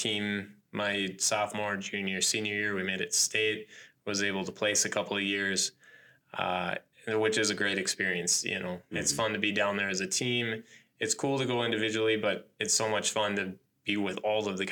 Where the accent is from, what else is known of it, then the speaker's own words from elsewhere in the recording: north of the Twin Cities, Minnesota, United States; moved away as an adult; also born or lived in Blooming Prairie, Minnesota / Ellendale, Minnesota; now in Owatonna, United States; my hometown where I graduated from, up in Malacca, north of the Twin Cities